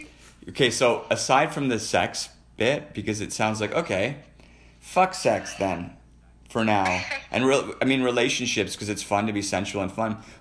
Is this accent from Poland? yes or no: no; Edmonton, Alberta, Canada; I grew up in Edmonton. I grew up all over the world, but I mean, I was born in the Misericordia in Edmonton, Alberta, across the street from West Edmonton Mall.